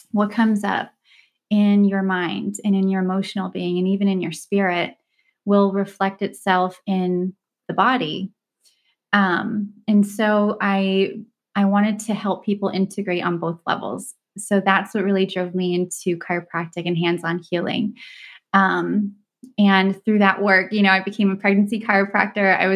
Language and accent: English; Dubai, United Arab Emirates; first language Turkish; also born or lived in Istanbul, Turkey; I grew up in Dubai and Istanbul, just traveling every couple of years to a different part of the world.